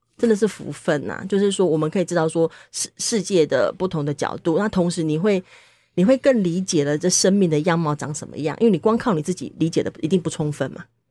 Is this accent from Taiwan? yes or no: yes; Taiwan; 我们是台湾人